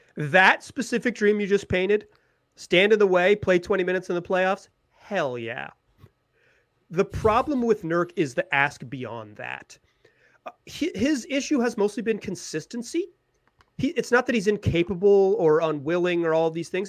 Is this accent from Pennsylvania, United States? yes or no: no; Chapel Hill, North Carolina, United States; I'm a Carolina guy. Like, I grew up in Chapel Hill, North Carolina.